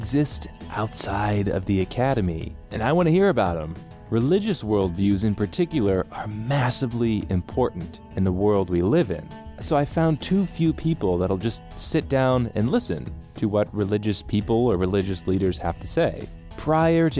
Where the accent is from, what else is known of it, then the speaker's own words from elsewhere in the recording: United States; I come from the United States